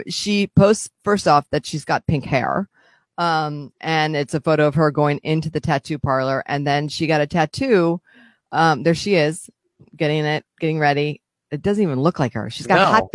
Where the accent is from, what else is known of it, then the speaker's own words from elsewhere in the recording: United States; I grew up in Washington.